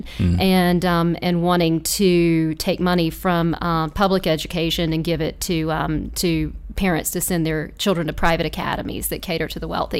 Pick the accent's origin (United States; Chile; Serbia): United States; Lancaster, South Carolina; I grew up in Lancaster. Both my parents are from Lancaster and their parents are from Lancaster